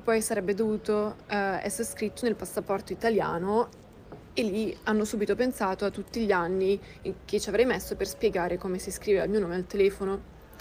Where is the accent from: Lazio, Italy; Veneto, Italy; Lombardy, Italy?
Lombardy, Italy; Milan; first language Russian; Italian is a second language; Io sono nata a Milano da un padre italiano